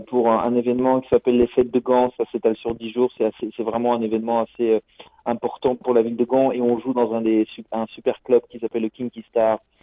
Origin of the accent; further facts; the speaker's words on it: France; now in Brussels, Belgium; je suis français d'origine mais j'habite à Bruxelles depuis une vingtaine d'années.